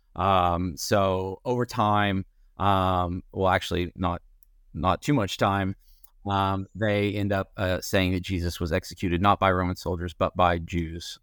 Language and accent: English; East Tennessee, United States; I'm from East Tennessee, um, the, uh, Smoky Mountains